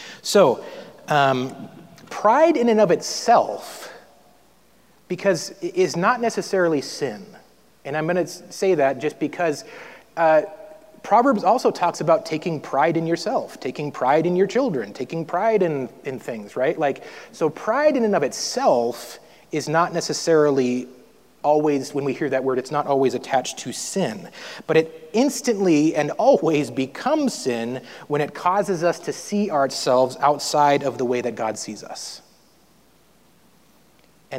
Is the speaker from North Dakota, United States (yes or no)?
yes; North Dakota, United States; I grew up in North Dakota, so we had a lot of snow for a long time every year